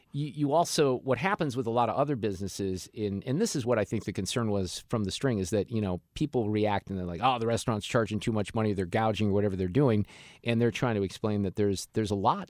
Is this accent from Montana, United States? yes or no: no; Niles, Illinois, United States; now in Missouri, United States; I went to junior high in the suburbs of Chicago in Niles, Illinois